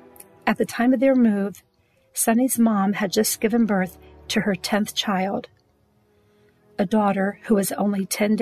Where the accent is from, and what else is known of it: Richland County, Ohio, United States; born or raised there